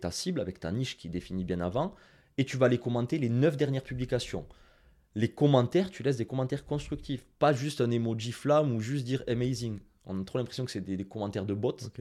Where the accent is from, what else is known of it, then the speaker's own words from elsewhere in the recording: Toulouse, Occitania, France; Excusez-moi pour mon accent anglais, hein, je suis très toulousain.